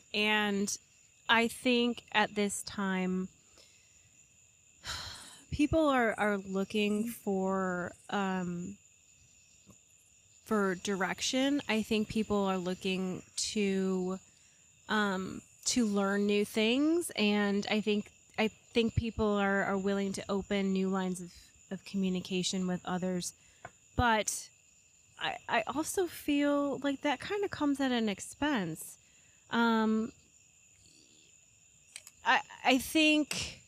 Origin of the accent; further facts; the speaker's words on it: New York, United States; I am a New Yorker